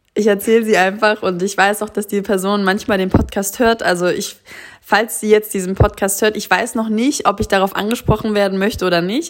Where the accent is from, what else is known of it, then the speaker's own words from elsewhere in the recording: Germany; wir als Deutsche